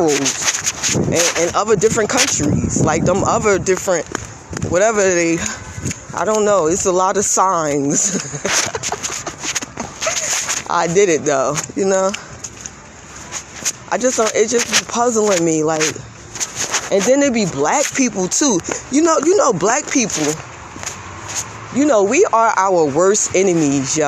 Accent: United States; I live in America. I was born in America

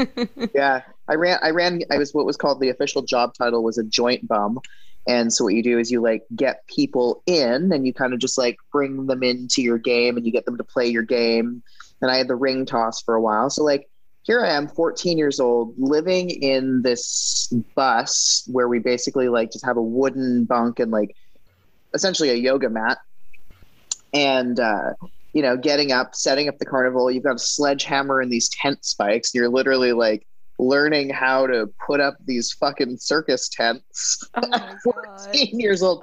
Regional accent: British Columbia, Canada; moved away as an adult; now in United States; I grew up in Canada

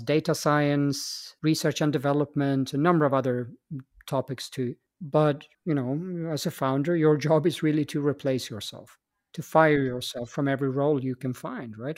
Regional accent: Stockholm, Stockholm County, Sweden; moved away as an adult; also born or lived in Austria; I come from Stockholm, Sweden, uh, born and raised there, and uh, but I left that country when I was uh, 24 years of age

